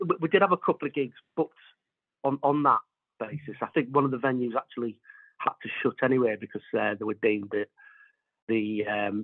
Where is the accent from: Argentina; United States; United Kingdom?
United Kingdom; Sunderland, North East England; moved away; I'm originally from Sunderland, so I'm hoping to get a few family members along there